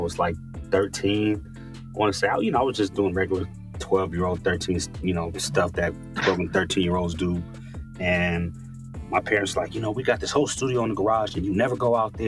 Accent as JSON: {"language": "English", "town": "Los Angeles", "region": "California", "country": "United States", "tie": "born or raised there", "said": "born and raised in the San Fernando Valley. 818"}